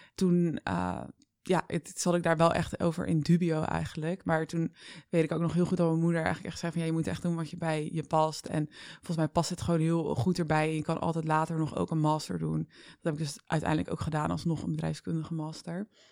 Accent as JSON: {"language": "Dutch", "town": "Vlaardingen", "region": "South Holland", "country": "Netherlands", "tie": "born or raised there", "moved": "yes", "lives_now": "Amsterdam, Netherlands", "said": "ik ben opgegroeid in Vlaardingen met mijn ouders ook."}